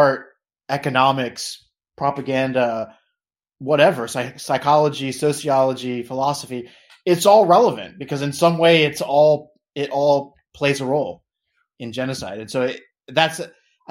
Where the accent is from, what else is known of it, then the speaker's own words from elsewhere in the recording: United States; I'm obviously American.